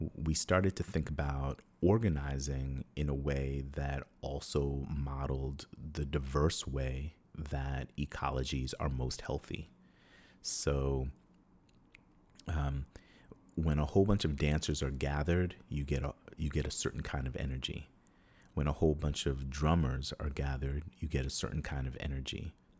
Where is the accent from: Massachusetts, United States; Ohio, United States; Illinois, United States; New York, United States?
New York, United States; moved away as an adult; also born or lived in Atlanta / Oakland; growing up in New York